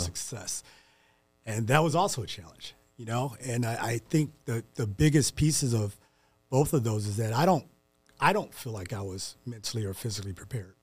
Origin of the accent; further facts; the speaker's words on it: St. Louis, Missouri, United States; moved away; growing up in Saint Louis